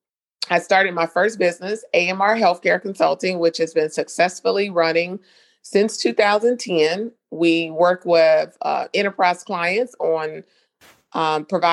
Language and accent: English; North Carolina, United States; accent: Southern twang; moved away as an adult; now in South Florida, United States; I'm not from South Florida. I'm originally from North Carolina. I moved to South Florida back in 2012